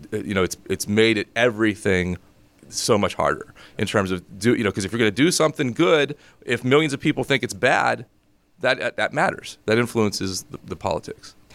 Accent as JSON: {"language": "English", "town": "Greensburg", "region": "Pennsylvania", "country": "United States", "said": "I'm from Greensburg"}